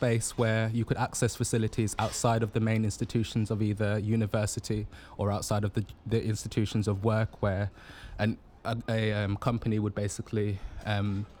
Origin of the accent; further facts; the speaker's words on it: Birmingham, West Midlands, United Kingdom; I'm from Birmingham